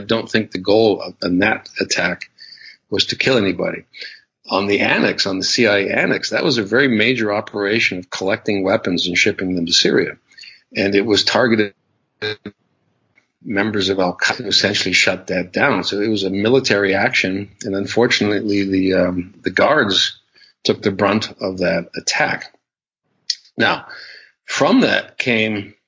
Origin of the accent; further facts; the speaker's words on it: United States; because I was American